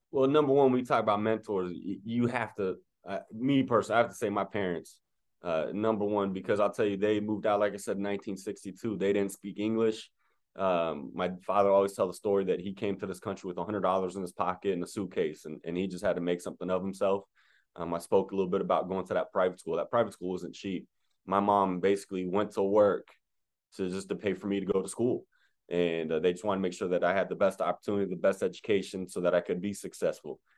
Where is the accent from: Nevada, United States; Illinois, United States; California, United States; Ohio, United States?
Nevada, United States; Las Vegas; first language French; English is a second language; born and raised in Las Vegas, Nevada